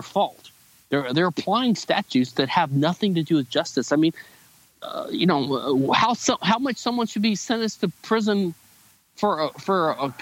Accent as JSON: {"language": "English", "country": "United States", "said": "as an American"}